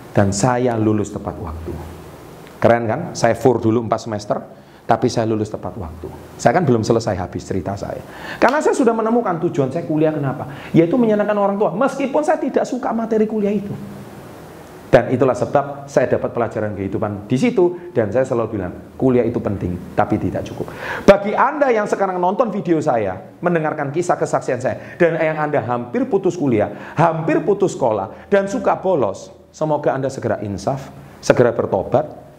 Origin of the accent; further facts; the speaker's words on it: Surabaya, East Java, Indonesia; Dan saya dari Surabaya, pembicaranya di Jakarta.